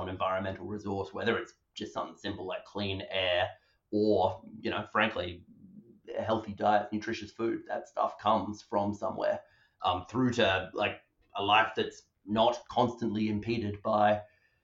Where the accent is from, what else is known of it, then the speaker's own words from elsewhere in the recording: Perth, Western Australia, Australia; moved away as an adult; now in United Kingdom; I grew up, from my accent, in Perth, Western Australia